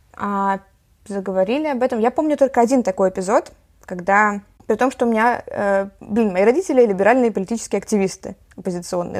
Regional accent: Saint Petersburg, Russia; also born or lived in Kiel, Germany; я э, с пяти лет живу в Питере, вот. А до этого я жила в Германии

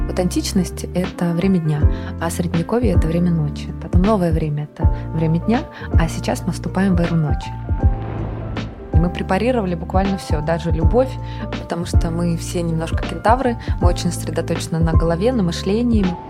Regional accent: Saint Petersburg, Russia; moved away as an adult; also born or lived in Oranienbaum; Я родом из Санкт-Петербурга. Там я прожила первые чуть больше 20 лет своей жизни.

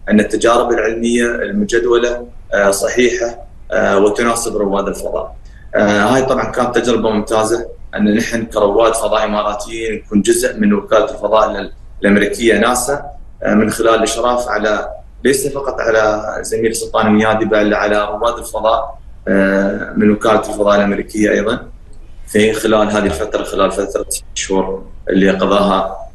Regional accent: United Arab Emirates; نحن كشباب إماراتي فخورين فيك

